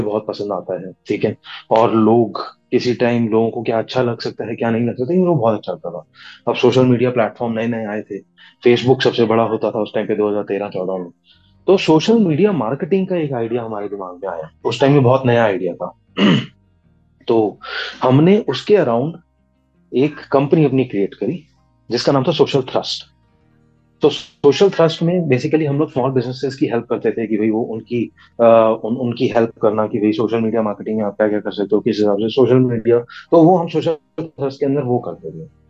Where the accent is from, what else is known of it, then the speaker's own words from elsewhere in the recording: Delhi, India; also born or lived in Gurgaon; मैं दिल्ली दिल्ली का रहने वाला हूँ दिल्ली में पंजाबी फैमिली को बिलोंग करता हूँ मेरी पढ़ाई वगैरह कॉलेज सब चीज़ें मेरी दिल्ली की हैं हम्म। तो यहीं पर ही मेरी पढ़ाई हुई यहीं पैदा हुआ